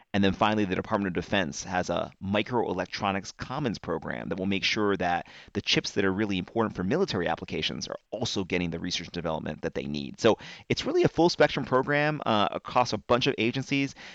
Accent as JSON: {"language": "English", "region": "North Carolina", "country": "United States", "said": "my home state, North Carolina"}